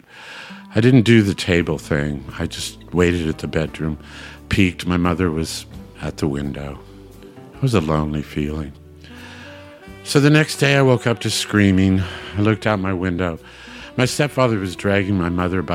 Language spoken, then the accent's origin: English; Hutchinson, Kansas, United States; We used to have a state fair in my hometown, Hutchinson, Kansas, every year